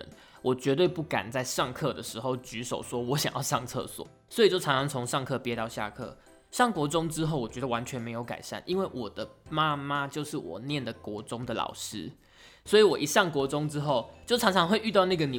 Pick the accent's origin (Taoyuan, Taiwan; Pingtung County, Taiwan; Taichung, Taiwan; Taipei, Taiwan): Pingtung County, Taiwan; 因为我是屏东人，所以其实我那个时候念大学的时候，我参加一个叫做屏东校友会的社团，里面全部都是屏东人。因为我是念台北的大学，所以我们这群屏东人呢，就一定是租房子住在学校附近。